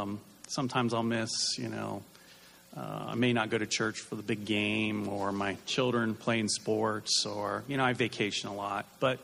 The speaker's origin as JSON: {"language": "English", "town": "Pataskala", "region": "Ohio", "country": "United States", "said": "I'm from Pataskala, Ohio."}